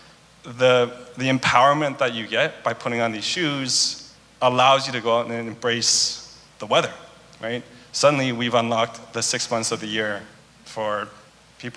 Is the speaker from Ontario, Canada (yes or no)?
no; Vancouver, British Columbia, Canada; growing up in Vancouver, we just like, that's all you hear whenever it's raining